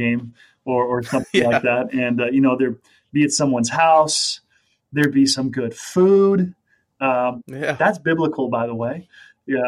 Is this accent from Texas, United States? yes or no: no; Las Vegas, Nevada, United States; also born or lived in Sacramento, California; now in Minnesota, United States; I grew up in Las Vegas, Nevada